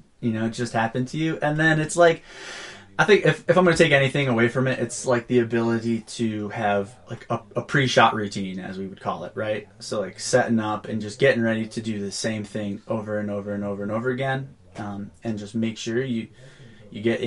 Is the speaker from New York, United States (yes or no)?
yes; Auburn, New York, United States; now in Durango, United States; Born and raised in Auburn, New York, central New York area.